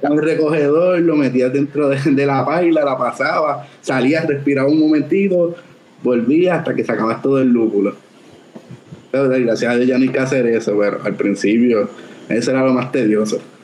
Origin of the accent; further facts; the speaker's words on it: San Juan, Puerto Rico; also born or lived in Coamo; yo nací en San Juan, pero toda mi familia de parte de madre, esta es, es de Cobamo